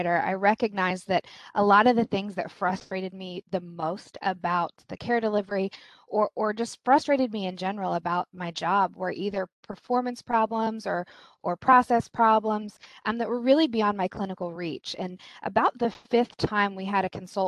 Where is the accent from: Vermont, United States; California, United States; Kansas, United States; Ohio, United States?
Kansas, United States; now in East Coast, United States; I'm originally from Kansas.